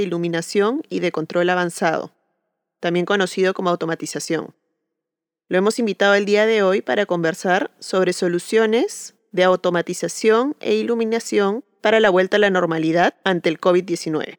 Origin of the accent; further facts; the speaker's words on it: Peru; soy arquitecta peruana